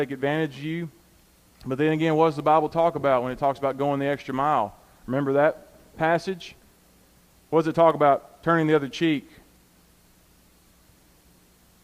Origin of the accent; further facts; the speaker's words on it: United States; us as American Christians